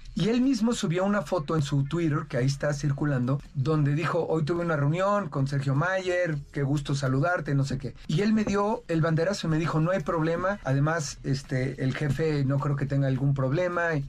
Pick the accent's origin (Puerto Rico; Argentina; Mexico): Mexico; Mexico City; Yo nací en Iztapalapa, por el Cerro del Peñón, por donde está la cabeza de Juárez. Y, en aquel tiempo eran basureros